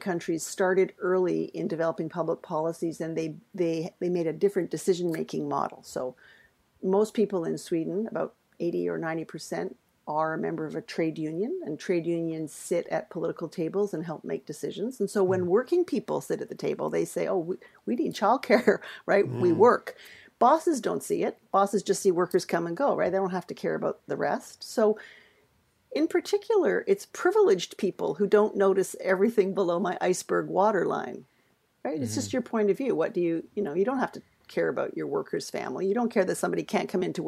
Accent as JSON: {"language": "English", "town": "Winnipeg", "region": "Manitoba", "country": "Canada", "said": "I'm from Winnipeg, eh"}